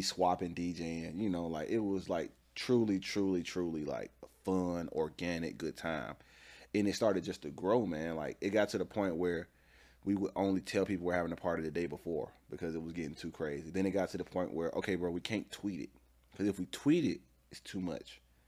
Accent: Atlanta, Georgia, United States; I'm from Atlanta. Uh, the city, to be specifically. Uh, grew up on a little bit of the east side, then we moved to the south side

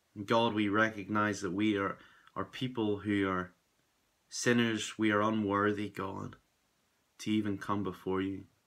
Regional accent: Belfast, Northern Ireland, United Kingdom; I'm from Belfast in Northern Ireland

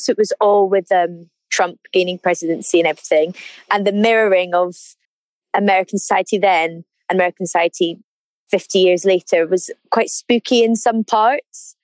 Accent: Edinburgh, Scotland, United Kingdom; moved away as an adult; also born or lived in St Andrews; now in London, United Kingdom; So I come from Edinburgh and I moved down to London about nine months ago now in August

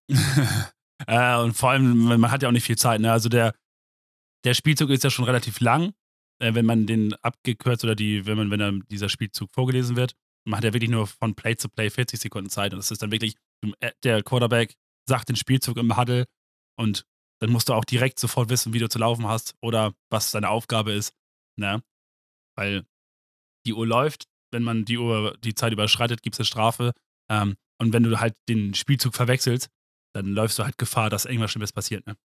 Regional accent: Germany; ich bin Deutscher

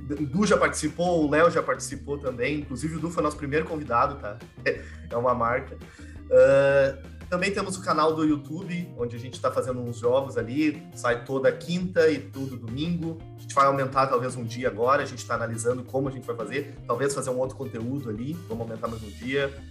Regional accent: Rio de Janeiro, Brazil; now in Rio Grande do Sul, Brazil; Na real, eu sou carioca, né? Mas moro no Rio Grande do Sul.

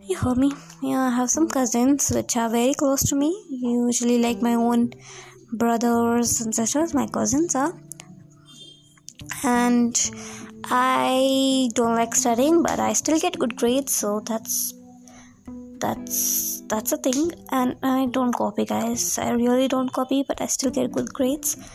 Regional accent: Karnataka, India; English is a second language; I'm from India. Yes, you heard me, I'm an Indian girl and I am from the South India. It's Karnataka district, and if I use some Hindi phrases, cause that's because of I'm Indian, and my English is not at all good, cause I'm from a small town

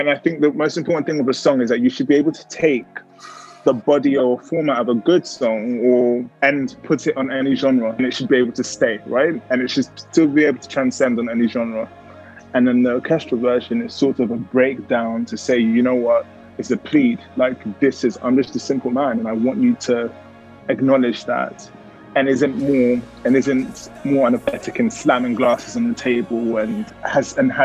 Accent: London, United Kingdom; I grew up in London

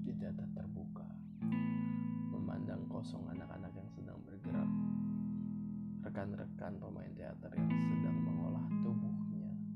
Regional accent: Jakarta, Indonesia; born or raised there

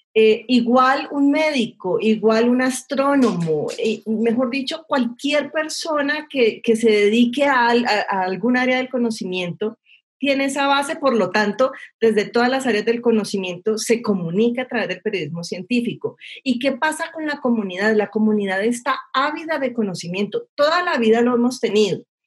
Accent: Cali, Valle del Cauca, Colombia; yo soy de Cali

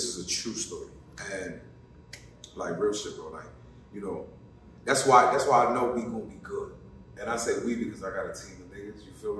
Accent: Connecticut, United States; I'm from Connecticut, sure. Born and raised

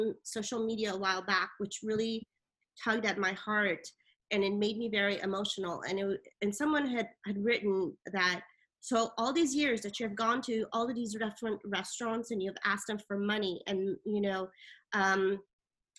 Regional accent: Italy; moved away; also born or lived in Iran; I was born in Iran

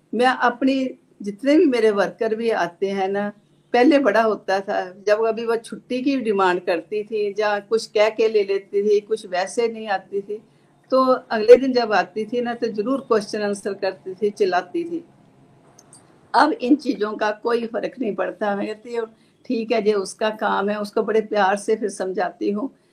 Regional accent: Pathankot, Punjab, India; now in Chandigarh, India; चंडीगढ़ से हूँ बेसिकली मैं जो है पठानकोट से हूँ

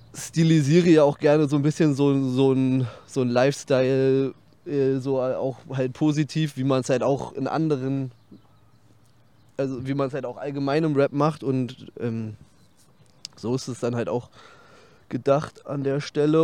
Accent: Berlin, Germany; ich bin sehr nah am Teutoburger Platz aufgewachsen, 30 Meter oder so

